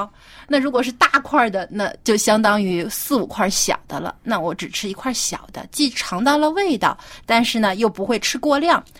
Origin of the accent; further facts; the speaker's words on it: Jiangsu, China; 我老家是在江苏嘛，就是是中国南方。